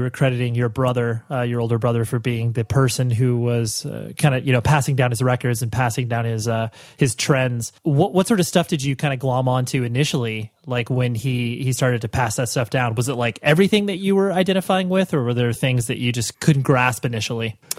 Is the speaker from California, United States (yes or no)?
yes; Huntington Beach, Newport Beach area, Orange County, California, United States; born or raised there